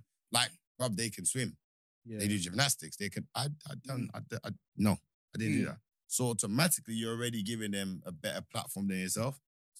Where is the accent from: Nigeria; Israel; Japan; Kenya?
Nigeria; moved away; I grew up in Nigeria.